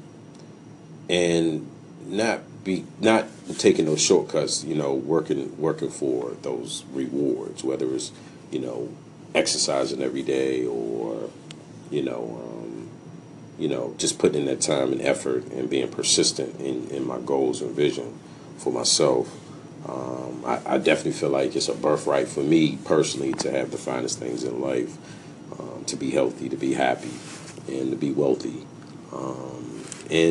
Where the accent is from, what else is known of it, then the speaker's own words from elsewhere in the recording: Washington, District of Columbia, United States; I'm a music producer, recording artist, and I'm from Washington, D.C.